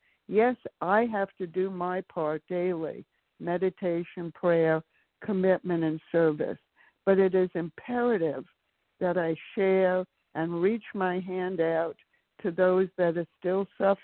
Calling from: Maryland, United States; from Maryland.

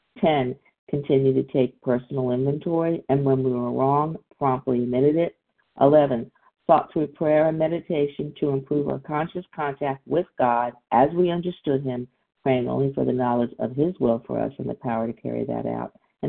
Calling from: Deerfield Beach, Florida, United States; I'm calling in from Deerfield Beach, Florida.

